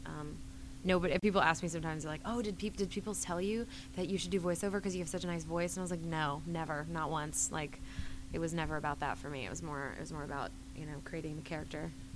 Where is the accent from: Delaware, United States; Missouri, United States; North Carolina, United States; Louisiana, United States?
North Carolina, United States; moved away as an adult; also born or lived in Los Angeles; I was originally from North Carolina